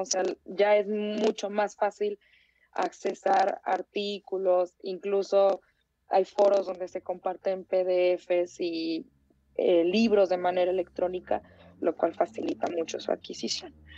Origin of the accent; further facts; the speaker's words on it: Tijuana, Baja California, Mexico; moved away as an adult; now in Mexico City, Mexico; yo, por ejemplo, soy de, de Tijuana, y, que yo me fui a vivir a la Ciudad de México